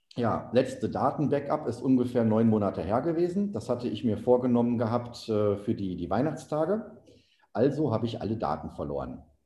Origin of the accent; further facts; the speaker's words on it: Oberhausen, North Rhine-Westphalia, Germany; moved away; also born or lived in Saxony / Panama / Colombia; ein Autohaus in meiner Heimatstadt Oberhausen im Ruhrgebiet